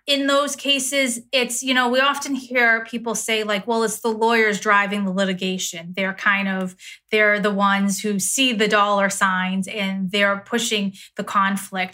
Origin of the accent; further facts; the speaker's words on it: Connecticut, United States; in Connecticut, my home state